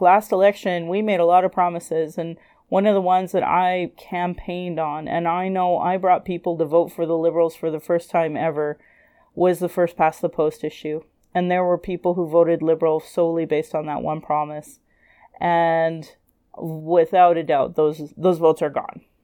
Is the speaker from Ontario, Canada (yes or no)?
no; Calgary, Alberta, Canada; I was born in Calgary